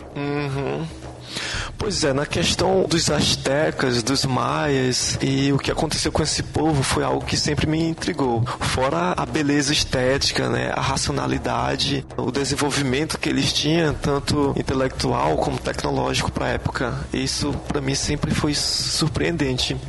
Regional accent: Timon, Maranhão, Brazil; also born or lived in Teresina, Piauí / Codó, Maranhão; Eu nasci aqui, né, em Teresina, só que eu sempre morei em Timon, né? E minha família é do interior de Codó

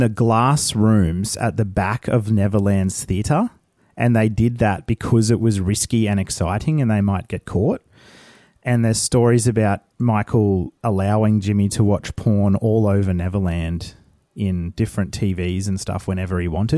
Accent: Brisbane, Queensland, Australia; born or raised there

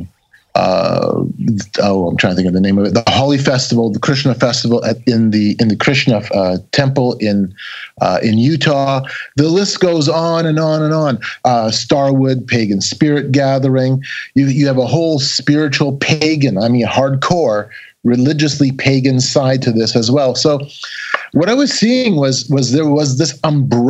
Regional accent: Canada; I'm a Canadian

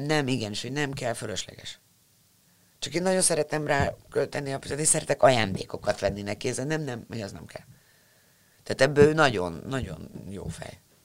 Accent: Budapest, Hungary; te budapestiként

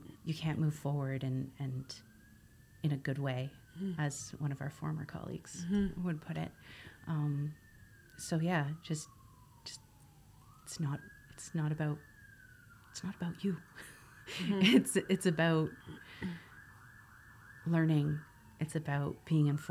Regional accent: Canada; as Canadians, we're raised to be, you know, so proud of being Canadian

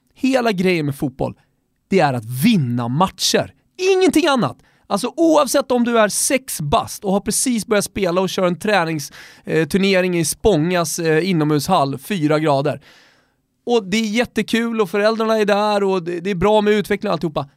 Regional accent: Sweden; som svensk

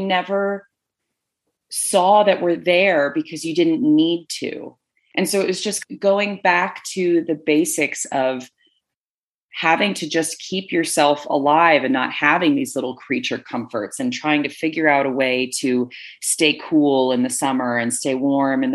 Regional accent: Connecticut, United States; moved away as an adult; also born or lived in Rhode Island; now in Utah, United States; I grew up in New England on the East Coast for 21 years. And outside of going to college in Rhode Island and growing up in Connecticut

